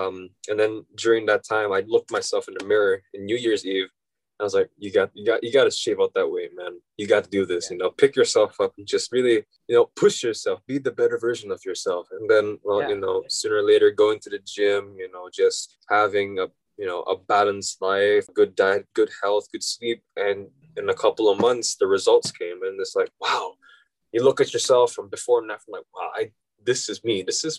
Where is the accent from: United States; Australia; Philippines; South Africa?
Philippines; I want to experience what it's like to go back to my home country, the Philippines, and experience what it's like to, you know, study there and be a Filipino